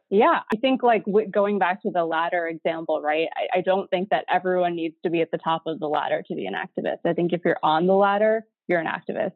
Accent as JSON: {"language": "English", "region": "Midwest", "country": "United States", "tie": "born or raised there", "said": "I grew up in the Midwest, my dad's an engineer"}